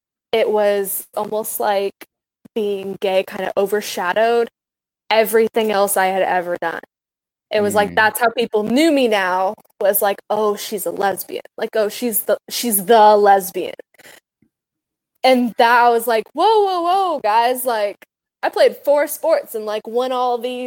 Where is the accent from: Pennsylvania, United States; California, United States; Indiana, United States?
Indiana, United States; Santa Claus; now in Evansville, United States; I actually wasn't raised in Evansville. I just live here now. I was raised in Santa Claus.